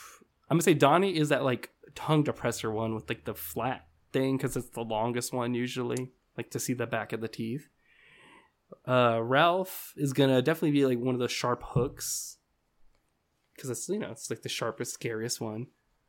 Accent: Uzbekistan; Mine? I'm actually from Uzbekistan.

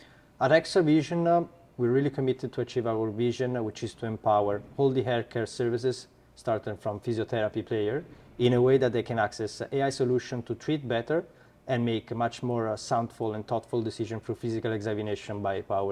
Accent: Italy; accent: Italian; English is a second language; now in United States; As you can probably hear from my accent, I'm Italian.

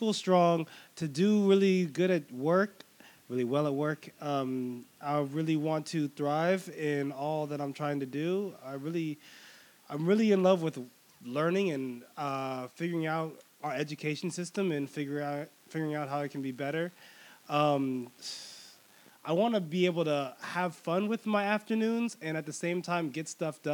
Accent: San Mateo, California, United States; now in Los Angeles, United States; I'm from the Bay. I was born there.

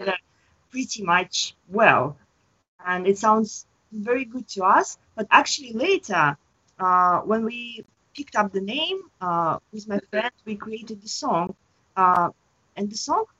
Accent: Russia; moved away as an adult; also born or lived in Moscow; now in Tokyo, Japan; I'm from Russia

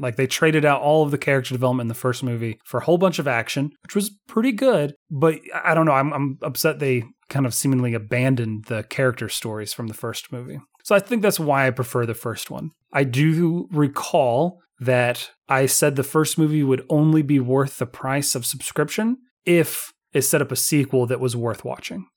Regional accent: United States; I come from America

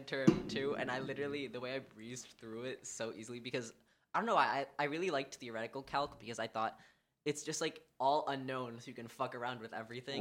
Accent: New York City, New York, United States; I grew up here on the Upper West Side

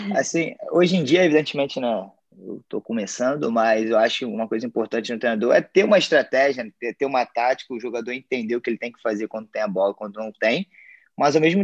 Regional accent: Brazil; now in United States; nós, como brasileiros

